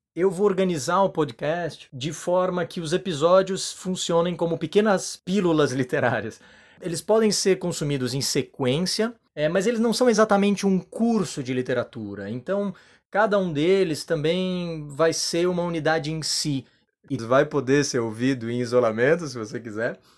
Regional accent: Florianópolis, Santa Catarina, Brazil; also born or lived in Padua, Italy; sou manezinho da ilha aqui de Floripa

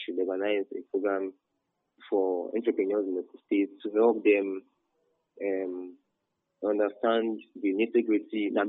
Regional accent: Nigeria; I was the best from Nigeria.

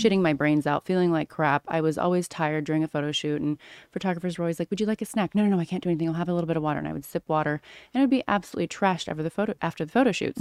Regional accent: Orange County, California, United States; moved away as an adult; also born or lived in Missouri / Los Angeles / Australia / Las Vegas; I grew up in Orange County, California, but I spent my summers in Missouri growing up

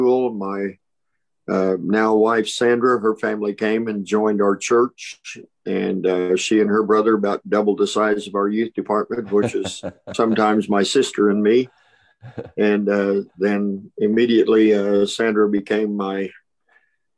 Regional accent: Perry, Oklahoma, United States; also born or lived in Fairview, Oklahoma; my parents then got into the First Baptist Church of our hometown of Perry.

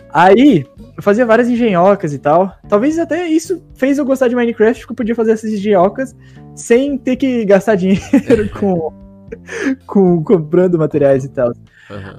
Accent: southern Santa Catarina, Brazil; sou de Santa Catarina mesmo. Bem no sul ali

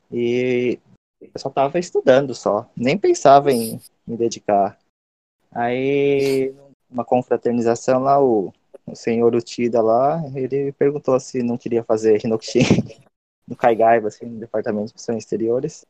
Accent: Brazil; now in Japan; eu também, né, que sou brasileiro

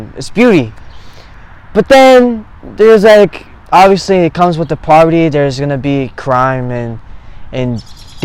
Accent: Eatontown, New Jersey, United States; I'm from Eatontown, New Jersey. I've been here all my life

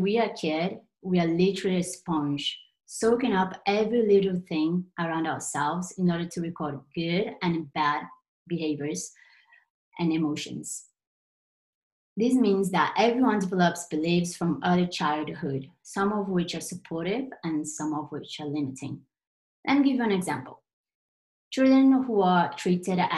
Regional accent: Brazil; English is a second language; I'm Brazilian, as you noticed my accent at some point

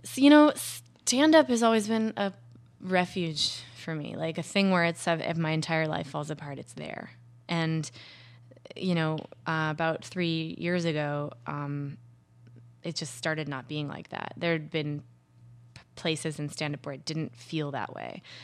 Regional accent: Minnesota, United States; Minnesota, where I'm from

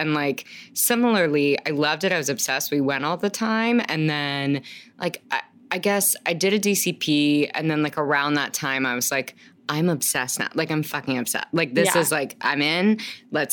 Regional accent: Fayetteville, Arkansas, United States; I'm from Fayetteville, Arkansas.

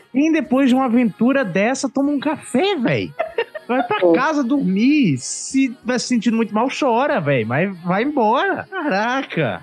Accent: Northeast Brazil, Brazil; Sou nordestino

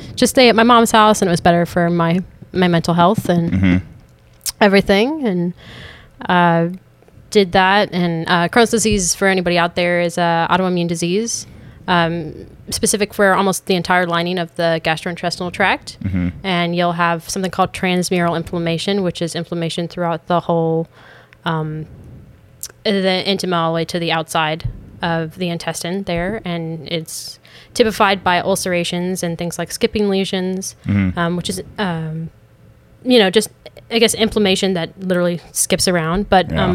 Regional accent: Dayton, Ohio, United States; moved away; I grew up in Dayton, Ohio

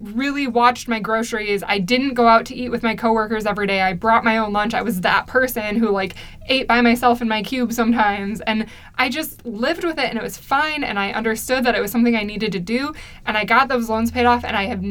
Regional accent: United States

